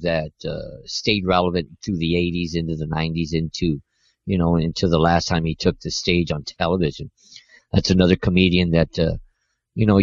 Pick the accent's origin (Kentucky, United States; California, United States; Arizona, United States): California, United States; Montebello; when I was growing up in Montebello